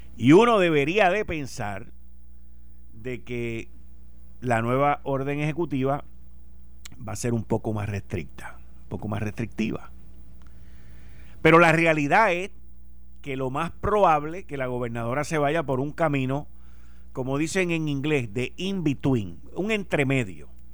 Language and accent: Spanish; Puerto Rico; Somos los boricuas